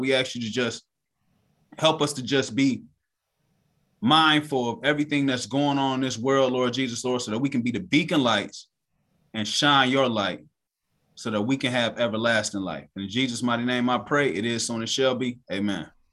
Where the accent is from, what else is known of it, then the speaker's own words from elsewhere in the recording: United States; growing up in America, we not taught that Black people around the world